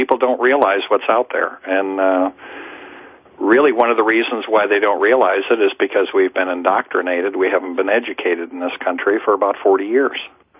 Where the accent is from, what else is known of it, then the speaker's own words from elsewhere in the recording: Dallas, Texas, United States; No, I'm from Dallas.